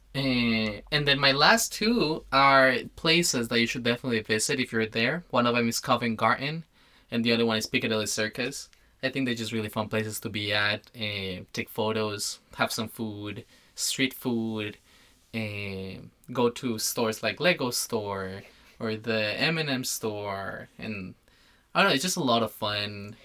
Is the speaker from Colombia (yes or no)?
yes; Colombia; moved away; I come from Colombia